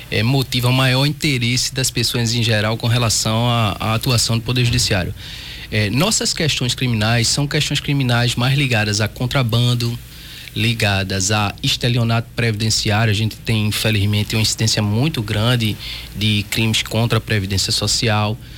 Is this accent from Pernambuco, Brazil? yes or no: yes; Pernambuco, Brazil; accent: Pernambucano; Onde, onde chego, meu sotaque pernambucano